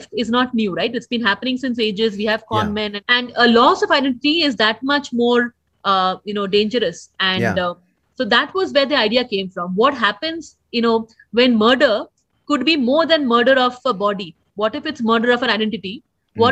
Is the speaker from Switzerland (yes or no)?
no; Kolkata, West Bengal, India; now in Bangalore, India; I'm from Calcutta.